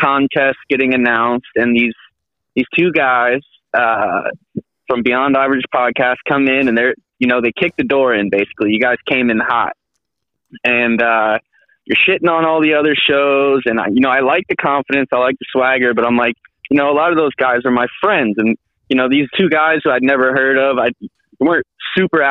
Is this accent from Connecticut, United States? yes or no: yes; Connecticut, United States; now in Los Angeles, United States; I grew up in Connecticut and had older brothers